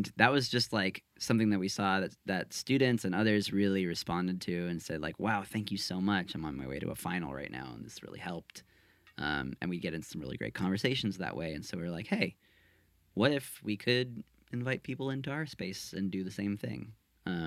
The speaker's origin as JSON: {"language": "English", "town": "San Francisco", "region": "California", "country": "United States", "tie": "born or raised there", "said": "I grew up in San Francisco"}